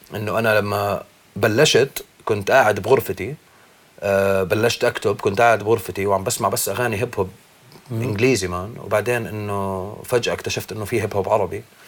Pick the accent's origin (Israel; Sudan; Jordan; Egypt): Jordan; Irbid, Irbid Governorate; now in Amman, Jordan; تربيت بالشمال تربيت باربد